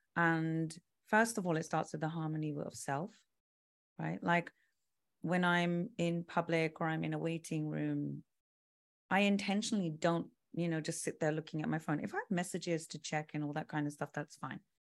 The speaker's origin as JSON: {"language": "English", "region": "London", "country": "United Kingdom", "tie": "born or raised there", "said": "so I'm British. I was, I was born in London."}